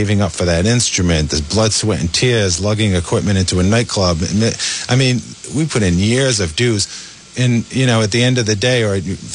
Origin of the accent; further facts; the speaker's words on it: Rhode Island, United States; accent: New England / Rhode Island; my New England accent or Rhode Island accent